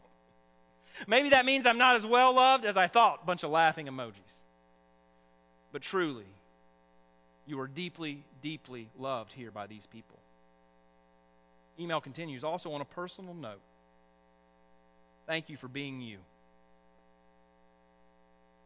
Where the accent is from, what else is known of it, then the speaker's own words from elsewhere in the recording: the South, United States; accent: southern; my southern accent